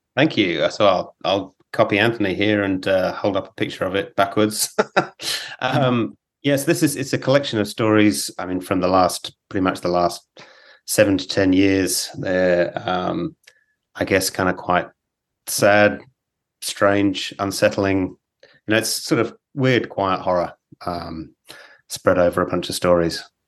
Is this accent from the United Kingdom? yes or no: yes; England, United Kingdom; now in Australia; I grew up in England